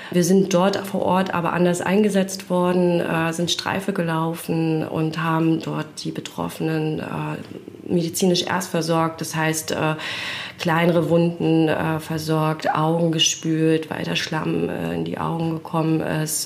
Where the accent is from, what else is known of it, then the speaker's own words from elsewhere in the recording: Rostock, Mecklenburg-Vorpommern, Germany; now in Bad Doberan, Germany; Auch in Rostock aufgewachsen und jetzt erst äh, vor ein paar Jahren nach Bad Doberan gezogen